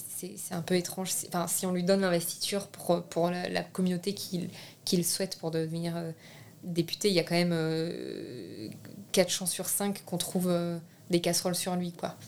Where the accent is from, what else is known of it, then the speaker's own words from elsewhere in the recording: France; first language French; Je suis née en France, je suis française, j'ai la nationalité française